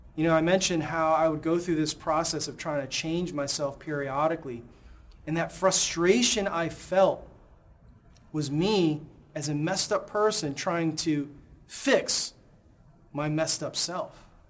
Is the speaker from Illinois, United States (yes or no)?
yes; Chicago, Illinois, United States; moved away; my hometown, Chicago